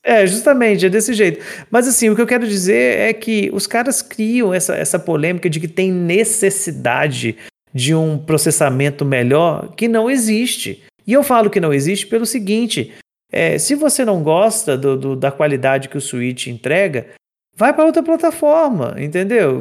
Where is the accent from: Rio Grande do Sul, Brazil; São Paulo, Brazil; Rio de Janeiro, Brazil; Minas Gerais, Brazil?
Minas Gerais, Brazil; eu sou de Minas. E eu moro no interior